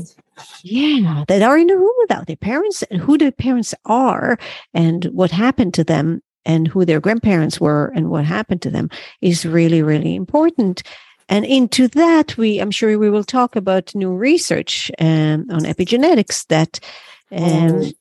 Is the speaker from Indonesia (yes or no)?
no; Israel; moved away as an adult; now in New York City, United States; that's where I was born